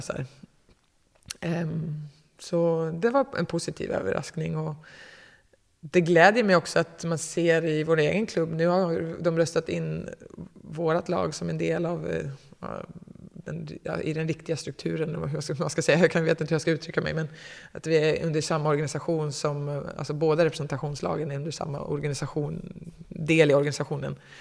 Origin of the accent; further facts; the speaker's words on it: Katrineholm, Södermanland, Sweden; jag kommer inte från Katrineholm riktigt, om vi ska peta, men ish